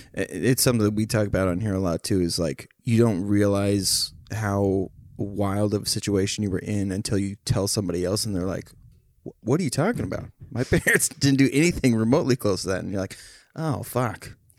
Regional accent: Becker, Minnesota, United States; we grew up in the same town

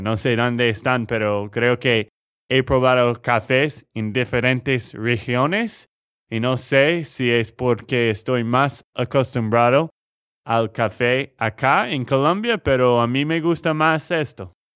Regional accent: Texas, United States; de Texas, Estados Unidos

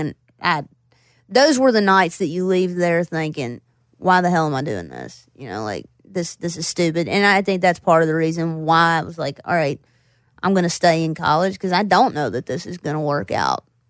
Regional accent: Floyd, Virginia, United States; also born or lived in Roanoke, Virginia / Bristol, Virginia; I grew up in Floyd, and then I, I moved to Roanoke, which is where I went to college.

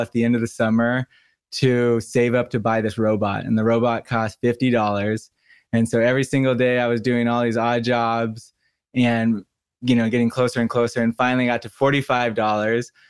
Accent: Santa Barbara, California, United States; I grew up in Santa Barbara, California

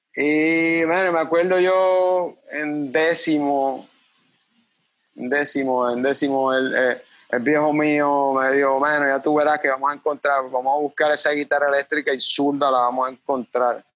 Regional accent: Cabo Rojo, Puerto Rico; also born or lived in Mayagüez, Puerto Rico; Nací en Mayagüez, Puerto Rico, pero me crié toda mi vida en Cabo Rojo

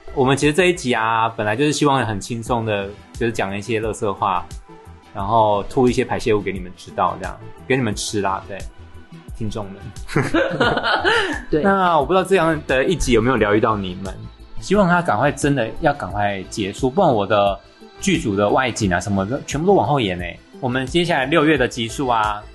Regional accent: Taiwan; 刚好在台湾正逢夏季，太阳都还没有把疫情杀死，就差一点快，都快把我们台湾人杀死了呢

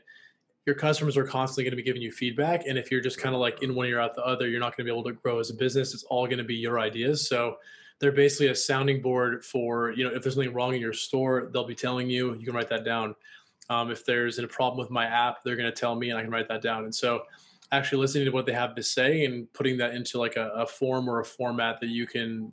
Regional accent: Washington, United States; also born or lived in Los Angeles; now in Austin, United States; I'm from Washington State

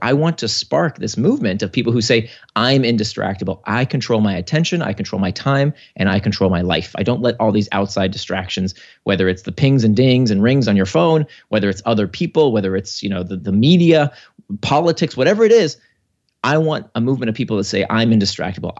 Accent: United States; my family came to America in nineteen eighty-one, uh, kinda to pursue the American dream

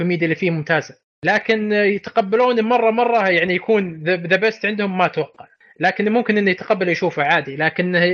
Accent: Saudi Arabia; لك انا اب سعودي

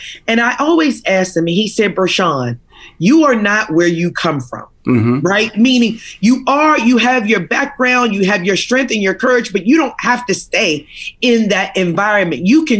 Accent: Fort Washington, Maryland, United States; now in Washington, United States; I live in Washington and New York. Born and raised in Washington, D.C., You know, outside of it, a small town, Fort Washington, Maryland, had big dreams and big goals.

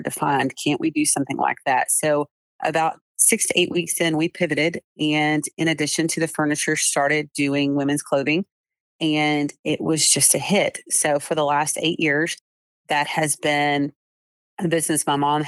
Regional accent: Jacksonville, Texas, United States; also born or lived in Tyler, Texas; I was born in Tyler, Texas, actually, but home has always been Jacksonville, Texas.

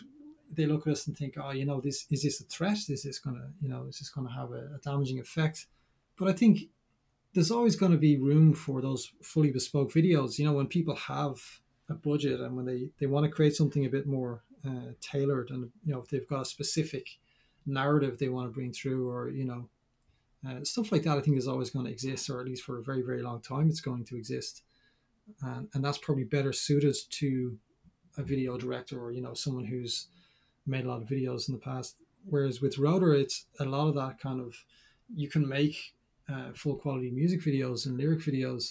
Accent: Dublin, Leinster, Ireland; I'm from Dublin.

